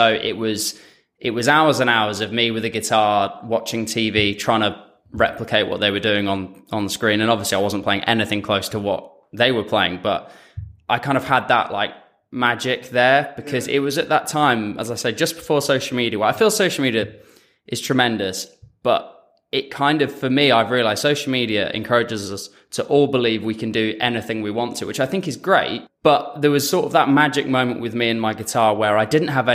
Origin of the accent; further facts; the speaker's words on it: Dorset, South West England, United Kingdom; I grew up in Dorset on the south coast